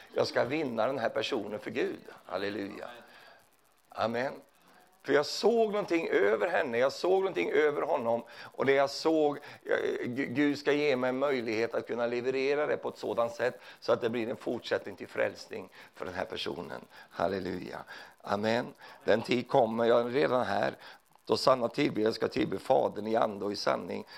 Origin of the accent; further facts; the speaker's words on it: Sweden; jag är ju från Sverige